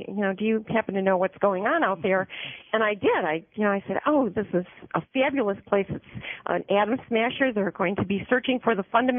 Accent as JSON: {"language": "English", "town": "Chicago", "region": "Illinois", "country": "United States", "tie": "born or raised there", "said": "I grew up in the Chicago area, in Chicago itself, but I have roots in Iowa. My father's family, going back 4 or 5 generations, came from the Amana colonies, and so he came to the big city and settled here"}